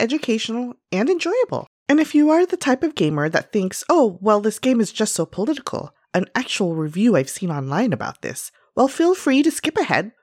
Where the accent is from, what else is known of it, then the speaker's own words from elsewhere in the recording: Los Angeles, California, United States; as a young Filipina lady growing up in Los Angeles